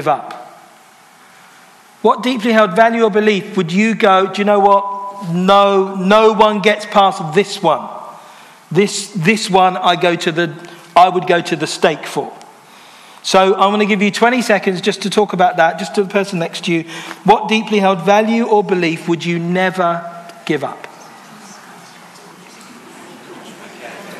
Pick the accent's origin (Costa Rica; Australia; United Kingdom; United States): United Kingdom; London; I'm from London. I've lived in London all my life. My parents are from Jamaica.